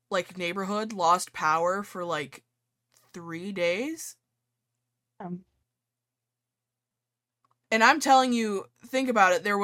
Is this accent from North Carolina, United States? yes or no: no; New York, United States; accent: New York; just like in my New York accent yelling at the game.